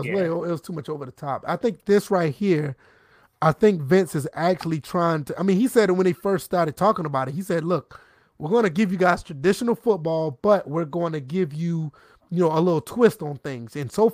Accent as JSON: {"language": "English", "town": "Savannah", "region": "Georgia", "country": "United States", "said": "That's interesting, because, see, I'm from Savannah, so we were about 2 hours apart from each other. I went to school in Statesboro, which is pretty much almost halfway"}